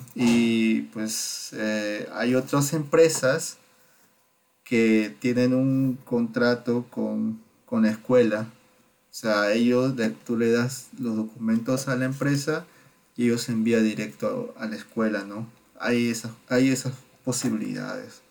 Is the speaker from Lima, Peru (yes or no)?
yes; Lima, Peru; moved away as an adult; now in Baden-Württemberg, Germany; yo soy de Perú, de, Lima